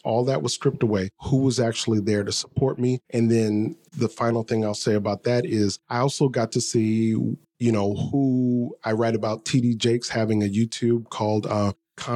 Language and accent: English; New Orleans, Louisiana, United States; moved away as an adult; now in New York, United States; I grew up in New Orleans, so I must say it just like I'd say it in New Orleans.